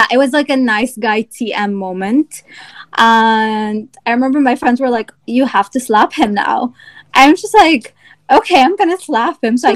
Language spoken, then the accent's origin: English; Egypt; also born or lived in Virginia; now in United States; I had to also like overcome some sort of xenophobia because I came from Egypt as well, and I had you know southern teachers.